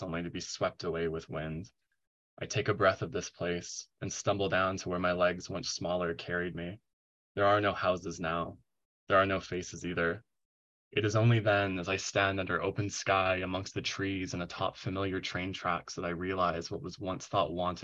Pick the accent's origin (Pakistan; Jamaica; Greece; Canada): Canada; Proctor, British Columbia; growing up in the Kootenais in my hometown of Proctor, in a very rural setting around here